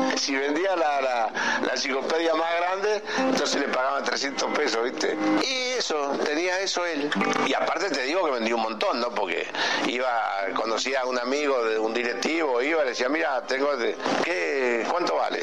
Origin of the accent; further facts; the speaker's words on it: Buenos Aires, Argentina; also born or lived in Medellín, Colombia; No nací acá, nací en Medellín, en Colombia, donde jugaba mi papá. Mi hermano y yo nacimos allá, volvimos a Buenos Aires, de, al menos yo de bebé, así que yo me siento argentina, soy argentina